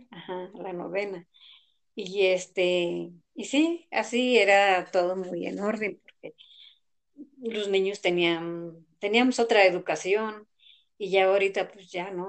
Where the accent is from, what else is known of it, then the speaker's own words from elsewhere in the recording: Mexico; Ah, pues yo soy de Plan de San Francisco.